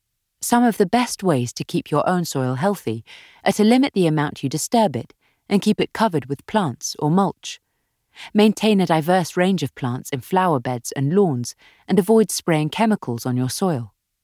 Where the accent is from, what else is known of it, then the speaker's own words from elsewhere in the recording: Australia; also born or lived in South America; I grew up in South America and Australia, and my degree was land and water science at the University of Sydney.